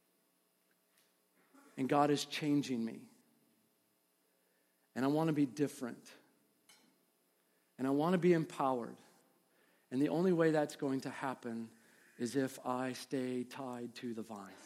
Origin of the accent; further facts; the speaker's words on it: Midwest, United States; I'm from the Midwest. I wanted everybody to know, I'm from the Midwest